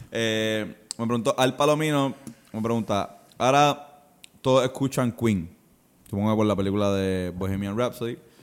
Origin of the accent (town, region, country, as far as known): Puerto Rico